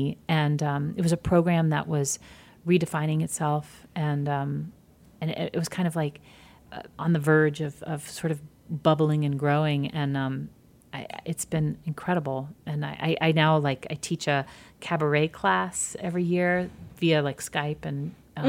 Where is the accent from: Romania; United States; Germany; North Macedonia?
United States; Midwest; I'm from the Midwest too, you know, it's like, you don't have to be an asshole to kind of succeed